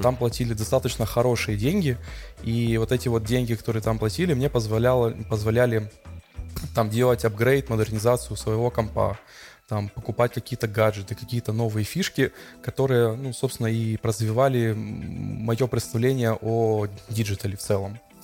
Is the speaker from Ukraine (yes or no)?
yes; Odesa, Odesa Oblast, Ukraine; я одессит, мне 34 года